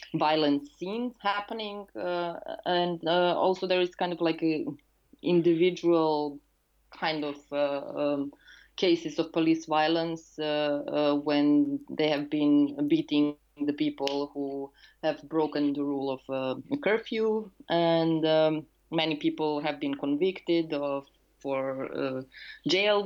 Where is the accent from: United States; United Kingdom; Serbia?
Serbia; I'm a housing activist and urban and cultural theorist uh, from Serbia.